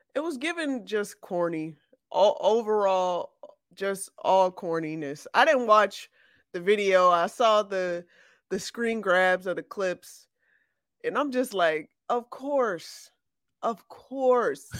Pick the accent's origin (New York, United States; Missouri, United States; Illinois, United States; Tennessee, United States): Illinois, United States; Chicago; I'm from Chicago